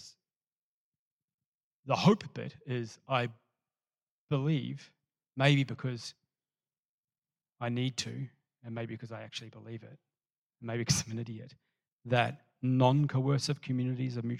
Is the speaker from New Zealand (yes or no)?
yes; New Zealand; moved away as an adult; I'm a Kiwi who moved here